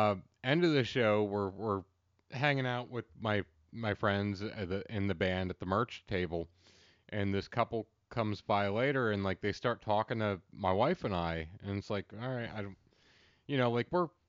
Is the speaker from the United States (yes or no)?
yes; Pennsylvania, United States; Like, I'm from Central Pennsylvania, so I am so closed off around new people to begin